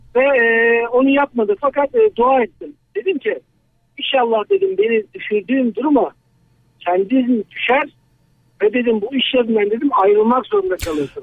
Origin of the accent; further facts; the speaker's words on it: Tavşanlı, Kütahya, Turkey; Kütahya Tavşanlıyım.